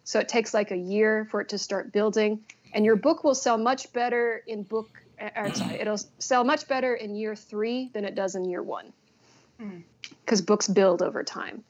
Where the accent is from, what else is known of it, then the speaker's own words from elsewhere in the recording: San Bernardino County, California, United States; moved away as an adult; now in South Korea; I'm from San Bernardino County